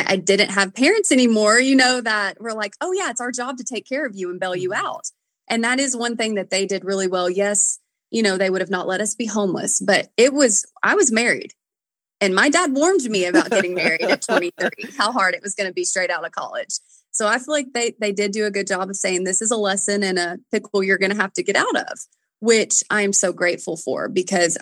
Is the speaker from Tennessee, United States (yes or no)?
yes; Nashville, Tennessee, United States; I've always sang because I'm from Nashville